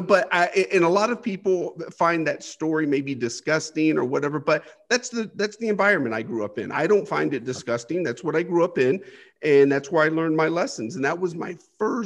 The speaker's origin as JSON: {"language": "English", "country": "United States", "tie": "born or raised there", "said": "I grew up poor here in the United States on the welfare system"}